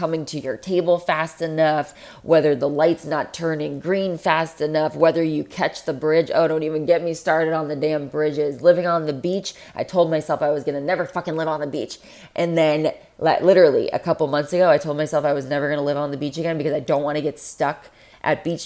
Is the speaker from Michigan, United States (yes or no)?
no; Florida, United States; I'm from Florida.